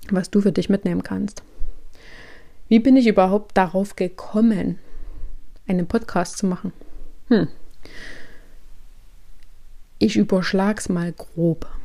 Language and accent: German; Thuringia, Germany; born there; ich bin 32 Jahre alt, gebürtige Thüringerin, wohne aber schon seit nun mittlerweile zwölf Jahren in Sachsen.